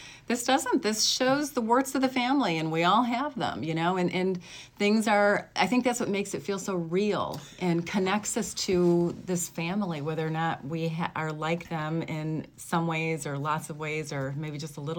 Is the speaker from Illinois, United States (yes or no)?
yes; Kankakee, Illinois, United States; my hometown theater of the Meadowview in Kankakee, Illinois